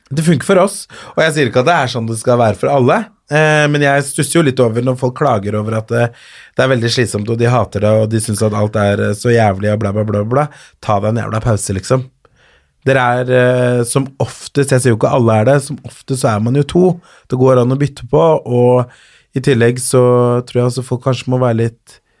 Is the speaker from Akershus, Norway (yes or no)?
yes; Kolbotn, Akershus, Norway; also born or lived in Colombia / Ås / Frogner, Oslo; er fra Kolbotn, eller der bodde jeg først, og så flytta jeg videre til Ås, og så flytta jeg videre til Frogner i Oslo